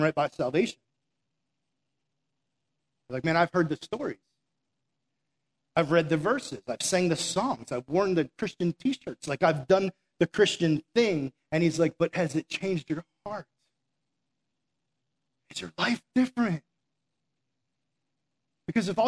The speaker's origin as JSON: {"language": "English", "region": "Massachusetts", "country": "United States", "also_born_or_lived": "South Florida", "said": "we're from Massachusetts"}